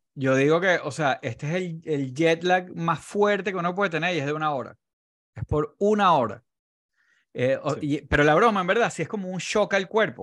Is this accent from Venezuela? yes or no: yes; Venezuela; los venezolanos estamos muy acostumbrados como los hombres venezolanos